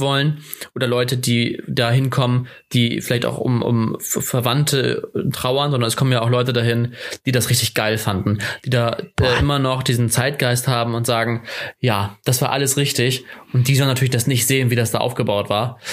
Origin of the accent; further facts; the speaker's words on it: Germany; als Deutscher